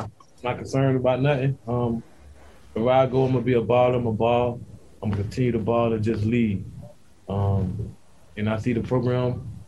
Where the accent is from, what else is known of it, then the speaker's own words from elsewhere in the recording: Pahokee, Florida, United States; Well, I'm from Pahokee, Florida. I'm from Pahokee, Florida, a small town in Pahokee near West Palm.